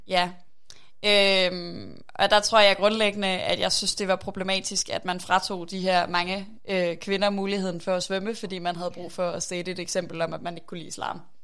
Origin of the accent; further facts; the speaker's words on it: Aarhus, Central Denmark Region, Denmark; er jeg fra Aarhus, øh, og rigtig glad for Aarhus